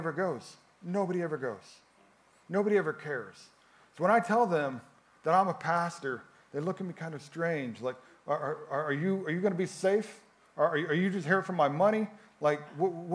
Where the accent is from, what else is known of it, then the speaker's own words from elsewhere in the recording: a little town outside Chicago, Illinois, United States; moved away as an adult; now in Florence, Italy; I'm from Chicago, a little town outside Chicago